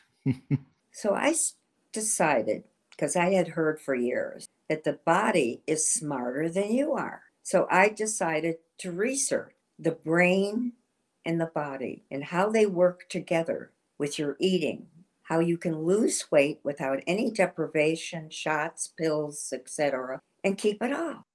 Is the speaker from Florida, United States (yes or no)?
no; Shaker Heights, Ohio, United States; I was from Cleveland, Ohio, Shaker Heights.